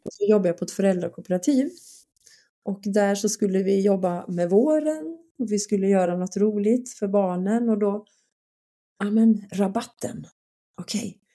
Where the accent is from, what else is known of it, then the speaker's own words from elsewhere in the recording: Skåne, Sweden; jag är från Skåne